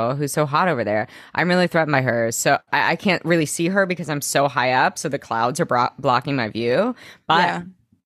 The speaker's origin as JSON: {"language": "English", "region": "Arkansas", "country": "United States", "said": "I'm from Arkansas."}